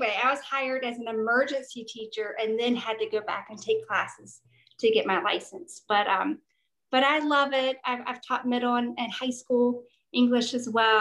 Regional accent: Charlotte, North Carolina, United States; also born or lived in Raleigh, North Carolina; for the most part, I grew up in Charlotte

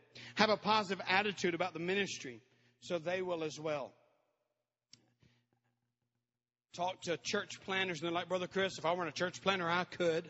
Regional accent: Peru; I'm a missionary kid. I had the privilege of growing up in Peru.

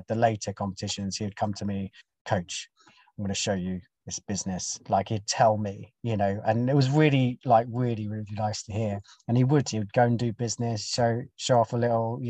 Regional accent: United Kingdom; I'm British as well

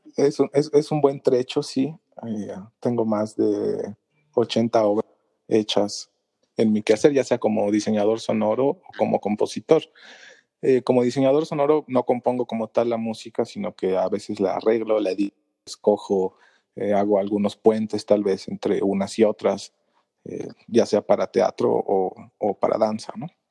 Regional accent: Mexico City, Mexico; soy de la Ciudad de México, en el país de México

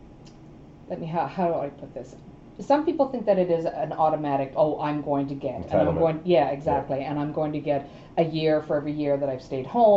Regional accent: Newfoundland and Labrador, Canada; accent: East Coast twang; also born or lived in Toronto; now in Ottawa, Canada; I'm originally from Newfoundland, so you will hear a bit of an East Coast twang every now and then

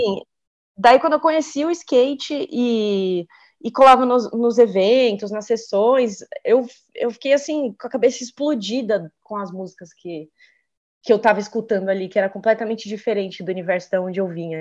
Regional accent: Santos, São Paulo, Brazil; now in São Paulo, Brazil; eu sou de Santos, né? Mas eu moro em São Paulo já há muito tempo

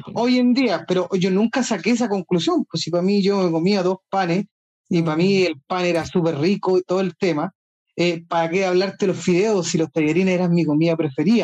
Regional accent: Chile; soy chileno, casado

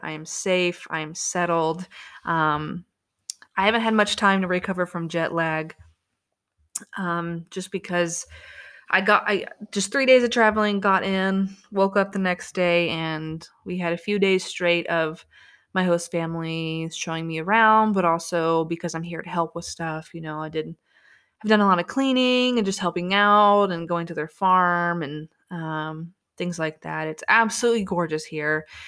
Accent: United States; I was from America

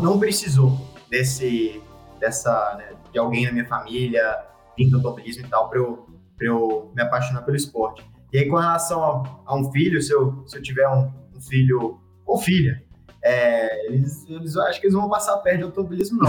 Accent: Belo Horizonte, Minas Gerais, Brazil; eu sou de Belo Horizonte, é, minha família toda é de lá

